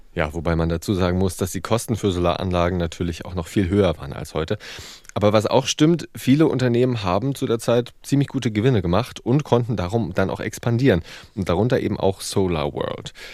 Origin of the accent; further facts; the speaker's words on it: East Germany, Germany; now in Hamburg, Germany; ich bin Ossi